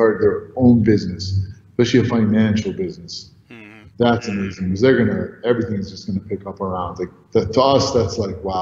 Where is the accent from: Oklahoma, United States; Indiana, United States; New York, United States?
New York, United States; also born or lived in Egypt; I was actually born in Egypt to two Egyptian parents. I'm Egyptian, but I grew up in New York, and so I was a little boy, but so I'm pretty American in that sense.